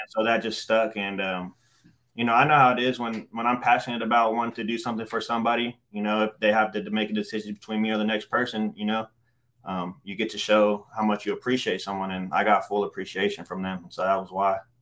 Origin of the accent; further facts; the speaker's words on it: Stockton, California, United States; I grew up in Stockton, California